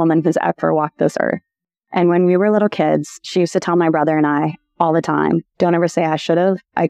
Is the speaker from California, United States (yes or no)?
no; Plymouth, Wisconsin, United States; I'm originally from Plymouth, Wisconsin